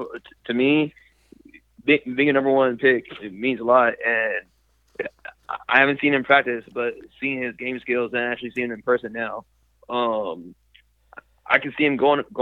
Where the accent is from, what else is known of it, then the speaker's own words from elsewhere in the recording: Tracy, California, United States; moved away as an adult; now in Waco, United States; I've been in Tracy, California basically 18 years of my life. That's where I grew up, lived, made friends, et cetera, et cetera.